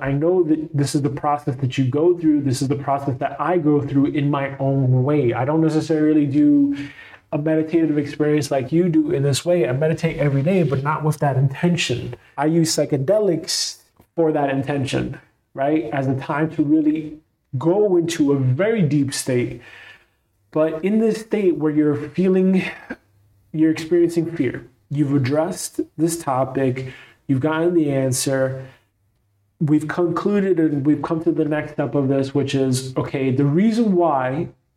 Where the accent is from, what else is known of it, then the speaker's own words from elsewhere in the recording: New York City, New York, United States; growing up in Brooklyn, New York, New York City